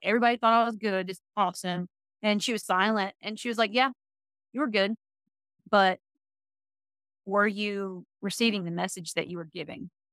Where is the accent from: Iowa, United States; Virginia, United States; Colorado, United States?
Virginia, United States; moved away as an adult; now in Tennessee, United States; I'm from Virginia originally, and we came down to Tennessee